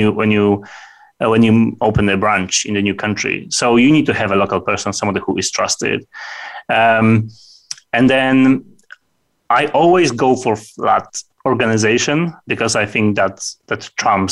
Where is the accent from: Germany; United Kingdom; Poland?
Poland; it's typical for Poles that when we meet people in the morning